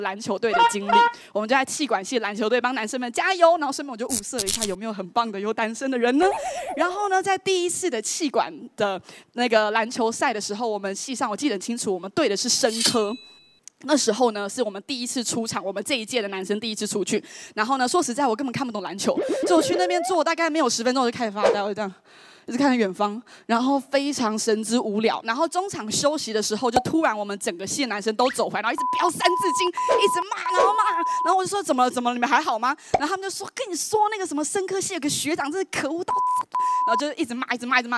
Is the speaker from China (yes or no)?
no; Taiwan; 就直接用N B A的方式打爆我们台湾人